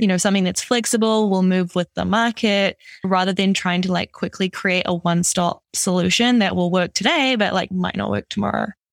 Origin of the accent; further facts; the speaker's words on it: New Zealand; also born or lived in Amsterdam; now in Toronto, Canada; originally I'm from New Zealand, so that's where this kind of weird accent is from